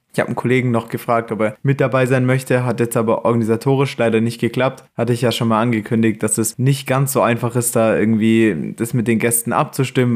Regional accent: Stuttgart, Baden-Württemberg, Germany; ich komme ja aus Stuttgart

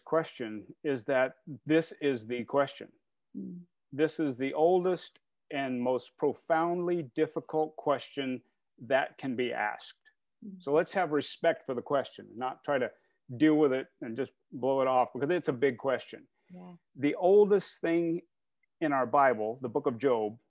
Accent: Indiana, United States; moved away as an adult; now in New England, United States; I'm originally from Indiana

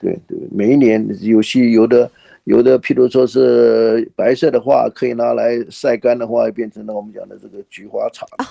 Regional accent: Taiwan; now in Houston, United States; 我是在台湾呢，受教育长大的

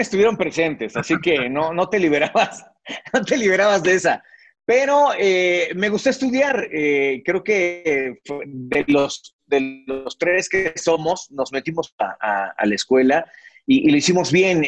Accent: Mexico City, Mexico; yo nací en la capital mexicana, nací ahí en la zona de Balbuena, ahí, ahí fue donde, donde yo nací, donde tuve mi infancia.

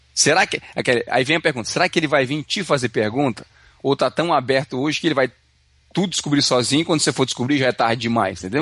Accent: Brazil; now in Canada; a gente vem do Brasil

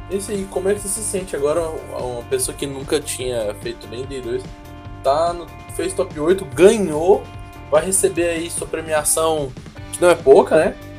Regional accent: Goiânia, Goiás, Brazil; eu sou de Goiânia

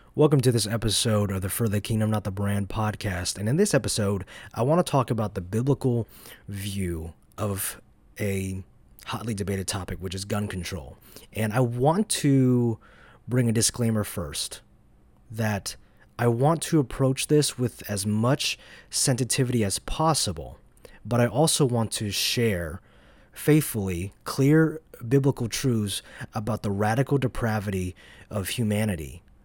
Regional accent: Dacula, Georgia, United States; also born or lived in Atlanta, Georgia; I'm from North Georgia. I was born in downtown Atlanta, Although for most of my life, I've lived in a city called Dacula, which is northeast of Atlanta

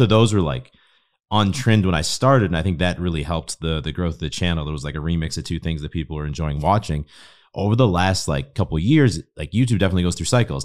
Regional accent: Boston, Massachusetts, United States; moved away as an adult; also born or lived in Spain; now in Austin, United States; I grew up in Boston

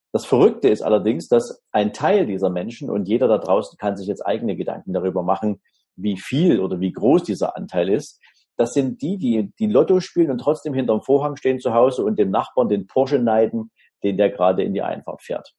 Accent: Dresden, Saxony, Germany; ich wohne in Dresden, habe da im Prinzip im Süden der Stadt ein kleines Häuschen mit meiner Familie. Ja, wir fühlen uns hier wunderbar und wohl. Ist auch meine Heimatstadt.

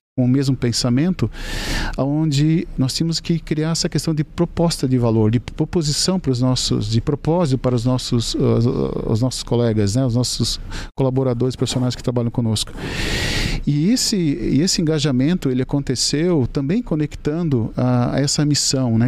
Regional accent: Joinville, Santa Catarina, Brazil; ambos somos de Joinville.

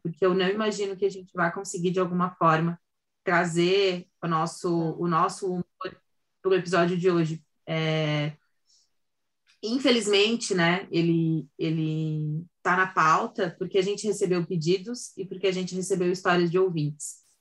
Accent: Santa Catarina, Brazil; sou de Santa Catarina

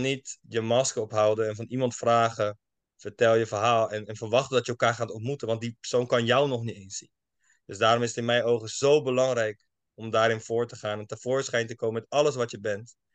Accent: Schiedam, South Holland, Netherlands; also born or lived in United States; opgegroeid in Schiedam, Schiedam Nieuwland

